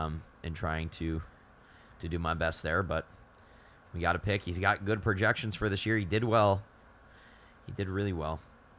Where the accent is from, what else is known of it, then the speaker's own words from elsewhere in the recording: Minnesota, United States; Yeah, just because I'm from Minnesota, I have an obligation to absolutely despise him and that entire organization.